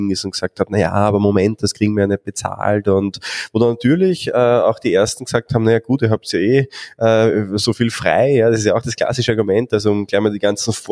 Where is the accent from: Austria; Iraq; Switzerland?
Austria; welche Themen so in der Vergangenheit aufgetaucht sind bei uns in Österreich